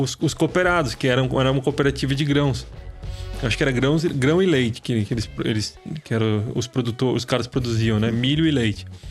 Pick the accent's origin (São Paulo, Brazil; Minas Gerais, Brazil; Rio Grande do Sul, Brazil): São Paulo, Brazil; Taubaté; a gente é de Taubaté